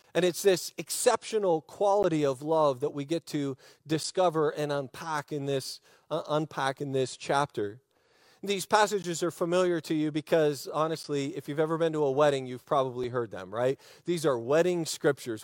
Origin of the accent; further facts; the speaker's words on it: United States; I'm an American. I'm an American. I love our country.